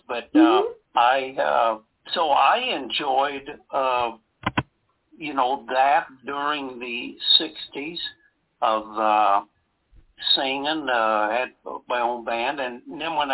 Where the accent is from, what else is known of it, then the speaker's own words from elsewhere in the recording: Wisconsin, United States; I was raised in the music business in my home state of Wisconsin